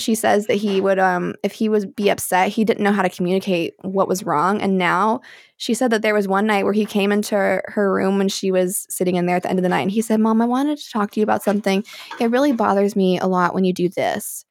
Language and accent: English; Alabama, United States; I was raised in Alabama